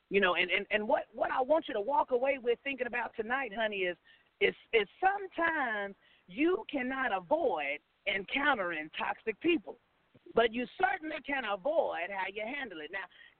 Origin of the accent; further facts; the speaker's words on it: Oklahoma City, Oklahoma, United States; Well, I'm from Oklahoma City.